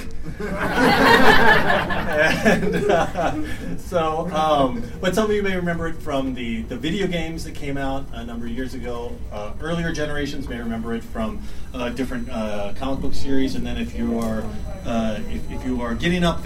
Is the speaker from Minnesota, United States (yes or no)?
no; Texas, United States; I grew up in Texas